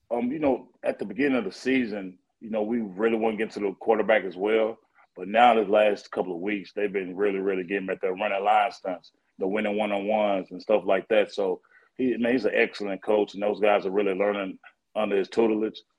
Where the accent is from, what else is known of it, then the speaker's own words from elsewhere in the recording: Tennessee, United States; We grew up together in Tennessee